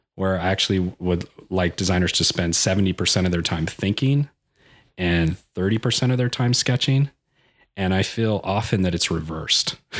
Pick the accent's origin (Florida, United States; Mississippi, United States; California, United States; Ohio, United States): California, United States; El Cajon; I grew up in, uh, Ocahoone, California, which is, uh, kind of a suburb in, uh, San Diego.